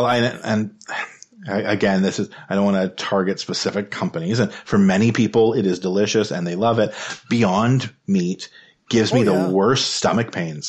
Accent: Ottawa, Ontario, Canada; I grew up in Ottawa. I lived in Ottawa for many years. I shouldn't say grew up because I lived in a whole bunch of different places, but I lived in Ottawa till I was 7. And then I lived back in Ottawa again, from like ages 13 to 15.

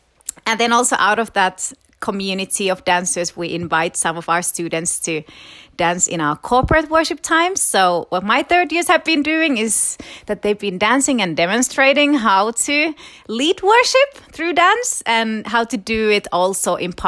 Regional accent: Florida, United States; I'm from Florida.

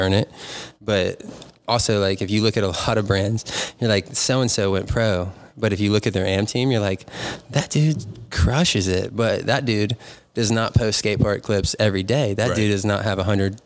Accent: North Carolina, United States; moved away as an adult; also born or lived in Virginia Beach / New Castle, Pennsylvania; now in Pittsburgh area, United States; I grew up Dahn in North Carolina in some like little podunk town

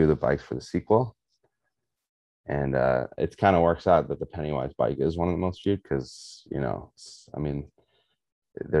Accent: South Africa; I'm South African

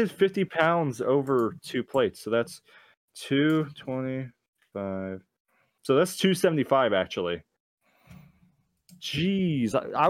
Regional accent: Texas, United States; And the thing is, I'm from Texas, so I've had an accent, you can hear it when I say accent

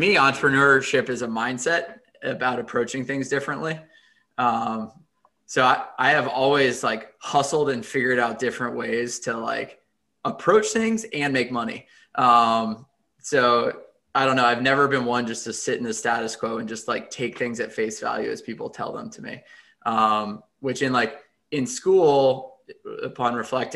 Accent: McLean, Virginia, United States; also born or lived in North Carolina; I grew up in the McLean and Arlington area, went to Chesterbrook Elementary and then Longfellow and then McLean High School, and have been around the DMV for my entire life.

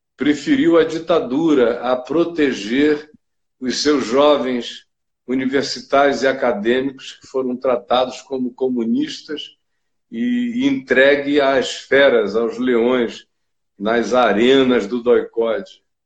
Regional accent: Rio de Janeiro, Brazil; moved away; cresci no Rio, eu estava aí no Rio quando isso estava acontecendo

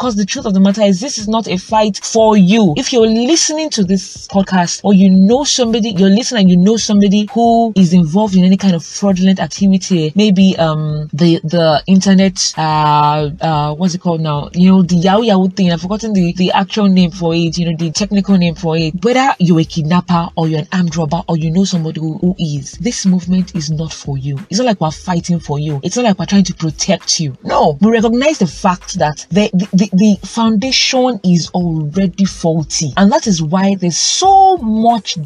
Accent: Nigeria; I speak as a Nigerian youth

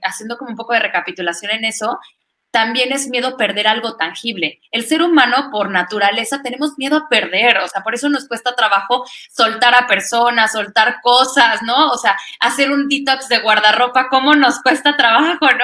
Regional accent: Orizaba, Veracruz, Mexico; now in Querétaro, Mexico; sabe que soy de Orizaba

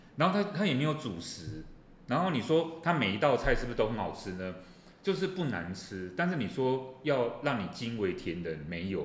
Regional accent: Taiwan; 我们自己台湾

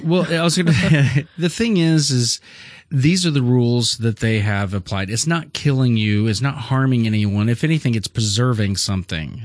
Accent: Missouri, United States; we're from Missouri.

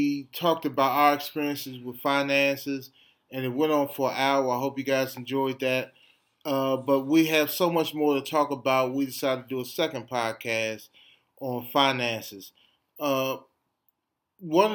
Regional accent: Washington, District of Columbia, United States; we grew up in the Adams Morgan community

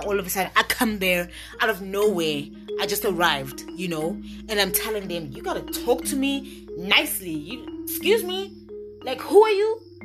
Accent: Eswatini; moved away as an adult; also born or lived in Norman, Oklahoma, United States / Manzini, Eswatini; when I came back to my home country from Norman, Oklahoma, and I came back to Swaziland, I was living in Manzini, Eswatini

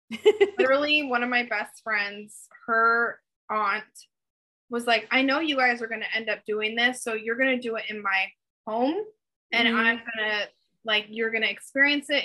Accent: the Bay Area, Northern California, United States; I grew up in Northern California

